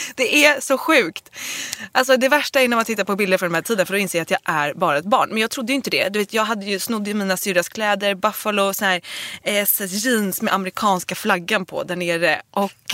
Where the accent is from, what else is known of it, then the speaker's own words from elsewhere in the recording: Dalarö, Stockholm County, Sweden; also born or lived in Nacka; på Dalarö där jag är uppvuxen eller i Nacka där jag gick i gymnasiet